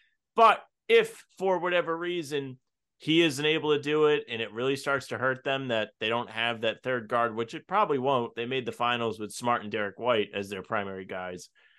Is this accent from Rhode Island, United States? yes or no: yes; Rhode Island, United States; I'm from Rhode Island, dude.